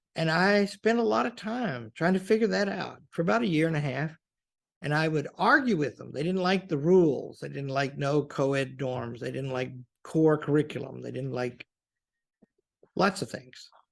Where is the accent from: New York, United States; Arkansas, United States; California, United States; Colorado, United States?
Arkansas, United States; Pocahontas; I grew up in Pocahontas, Arkansas.